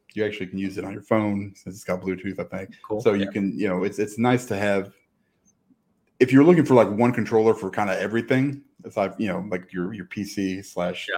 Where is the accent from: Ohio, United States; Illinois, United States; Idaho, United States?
Illinois, United States; Chicago; I'm from Chicago